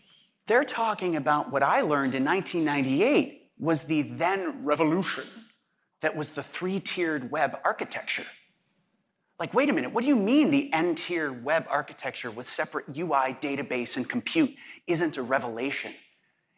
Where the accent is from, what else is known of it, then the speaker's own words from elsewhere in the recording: Chicago, Illinois, United States; as a Chicagoan